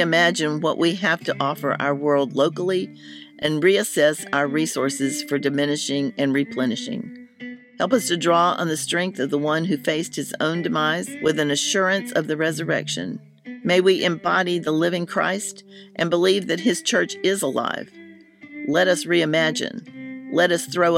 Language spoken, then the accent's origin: English; Hillsborough, North Carolina, United States; The next town was Hillsborough, which is the name of my hometown